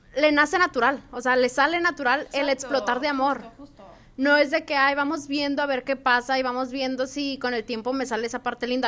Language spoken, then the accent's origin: Spanish; Culiacán, Sinaloa, Mexico; soy de Culiacán, Sinaloa